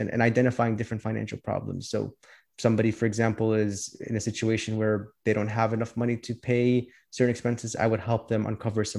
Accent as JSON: {"language": "English", "town": "Chicago", "region": "Illinois", "country": "United States", "tie": "born or raised there", "said": "I was born and raised here in Chicago. I lived here my whole life"}